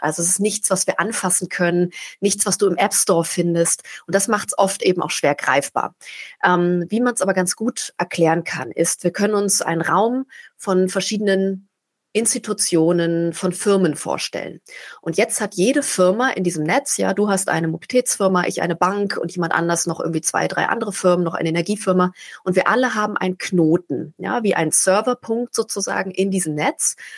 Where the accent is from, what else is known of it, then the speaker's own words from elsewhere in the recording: Berlin, Germany; bin aus Berlin, einer Großstadt